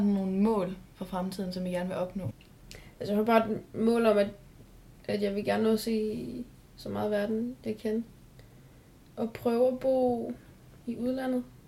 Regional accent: Odense, Southern Denmark, Denmark; Jeg ved bare, at jeg skal flytte væk fra Odense, hvor jeg kommer fra

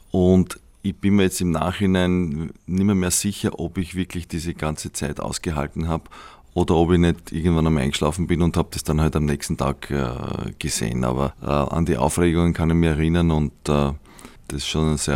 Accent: Austria; weil wir als Österreicher, äh, kleine Nation, mit Raumfahrt damals überhaupt nichts zu tun gehabt haben

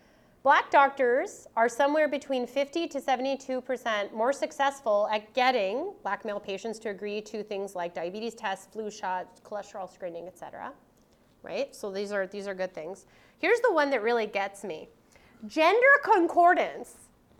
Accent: Canada; It doesn't matter that I'm a Canadian professor sitting in a Canadian university training Canadian graduate students.

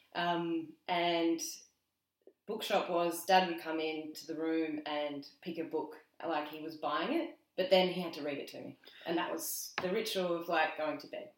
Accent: between Barossa and Clare, north of Adelaide, South Australia, Australia; I was born in Adelaide. Mm-hmm. Um, I spent the first five and a half years in Adelaide, and then we moved north, kind of in between the two

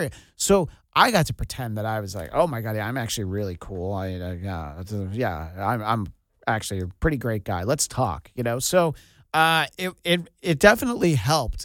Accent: New York, United States; moved away; growing up in New York, I only heard of it

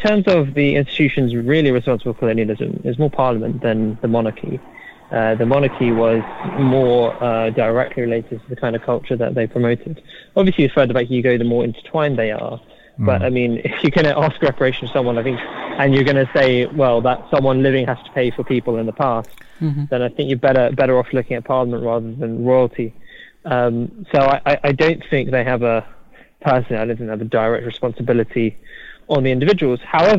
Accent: United Kingdom; I think you have to really respect that and cherish that as a British person.

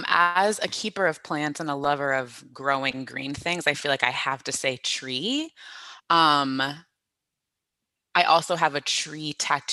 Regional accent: Florida, United States; I born and raised in Florida, you know, oranges all around, license plates have oranges.

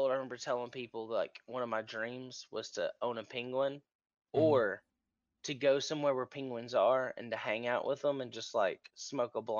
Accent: Arkansas, United States; also born or lived in China; So I'm from Arkansas

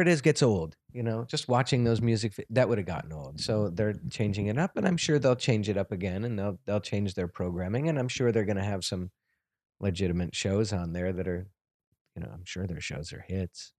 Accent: New York, United States; I grew up in New York

